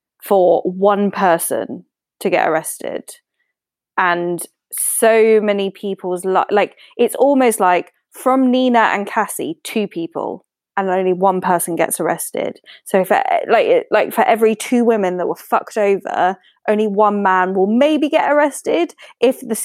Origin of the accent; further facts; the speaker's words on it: United Kingdom; as a British citizen